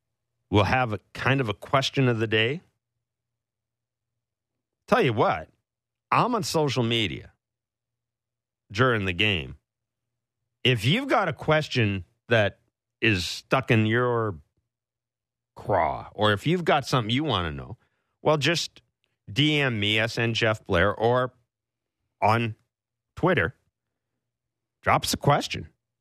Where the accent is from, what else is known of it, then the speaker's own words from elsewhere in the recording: Kingston, Ontario, Canada; born there; Kingston, Ontario. My hometown. It's where I was born. I didn't live there much. But my hometown.